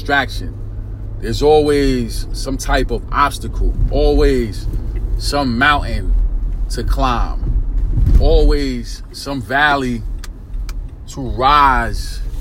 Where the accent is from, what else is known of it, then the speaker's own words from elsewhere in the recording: New York City, New York, United States; I'm from New York City, born and raised in Brooklyn, New York, East New York, section of Brooklyn, Pink Houses to be exact